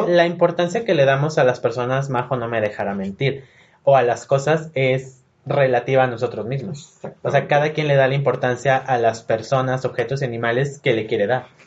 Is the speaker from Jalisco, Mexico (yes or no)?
yes; Guadalajara, Jalisco, Mexico; soy de Guadalajara.